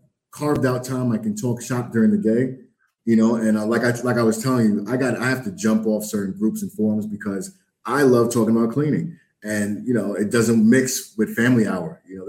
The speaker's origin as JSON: {"language": "English", "town": "New York City", "region": "New York", "country": "United States", "tie": "born or raised there", "said": "I was born and raised in New York City, like the heart of New York City. Like, you know, I was raised in Lower Manhattan."}